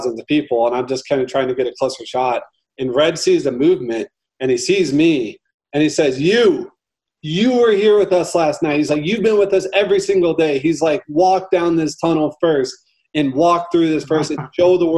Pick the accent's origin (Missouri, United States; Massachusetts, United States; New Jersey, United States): Missouri, United States; St. Louis; I'm born and raised in St. Louis.